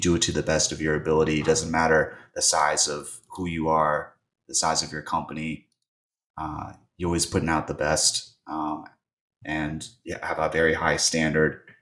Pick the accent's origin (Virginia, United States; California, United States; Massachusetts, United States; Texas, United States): Virginia, United States; I'm from Virginia